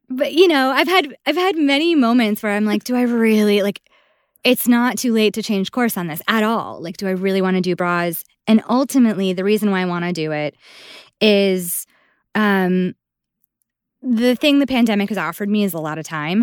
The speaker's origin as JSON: {"language": "English", "town": "Buffalo", "region": "New York", "country": "United States", "moved": "yes", "said": "I'm originally from Buffalo"}